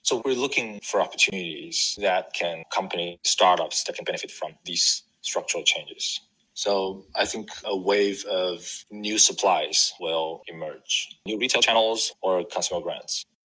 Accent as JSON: {"language": "English", "country": "China", "tie": "born or raised there", "also_born_or_lived": "Shanghai, China", "said": "I grew up in China, went to college in Shanghai"}